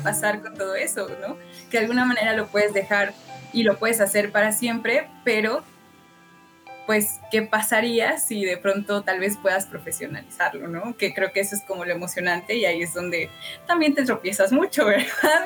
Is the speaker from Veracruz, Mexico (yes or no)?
yes; Orizaba, Veracruz, Mexico; moved away as an adult; also born or lived in Puebla / Mexico City; yo vengo de Orizaba, que es, digamos, la periferia de la periferia